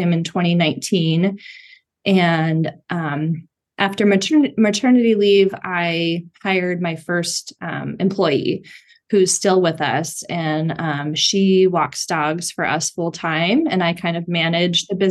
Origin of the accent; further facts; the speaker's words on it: San Francisco, California, United States; I grew up here in the San Francisco area, and I moved back here in 2012